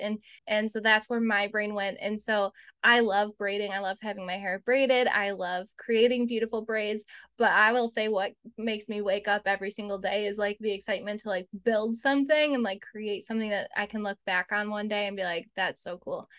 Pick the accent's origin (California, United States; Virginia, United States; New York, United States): New York, United States; Buffalo; we're from Buffalo, and so not New York City